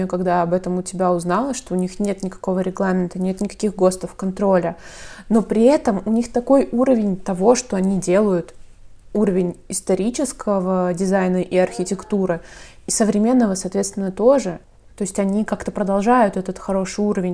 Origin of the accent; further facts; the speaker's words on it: Saint Petersburg, Russia; У нас, например, в Питере